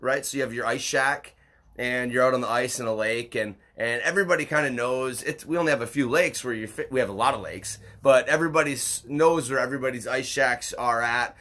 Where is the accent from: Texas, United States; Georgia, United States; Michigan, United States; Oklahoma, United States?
Michigan, United States; Upper; growing up in Upper Michigan